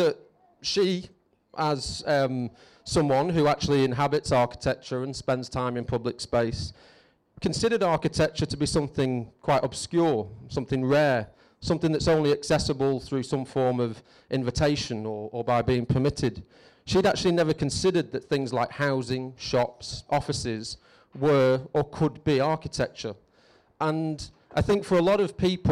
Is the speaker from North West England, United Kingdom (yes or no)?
yes; Preston, North West England, United Kingdom; moved away as an adult; also born or lived in Glasgow / Scotland; I'd recently started teaching architecture in my hometown of Preston